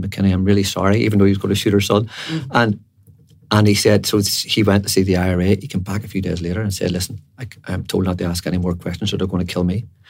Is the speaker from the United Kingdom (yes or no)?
yes; Belfast, Northern Ireland, United Kingdom; I was from Andersonstown in West Belfast, and when I was growing up, there were two lads from really my estate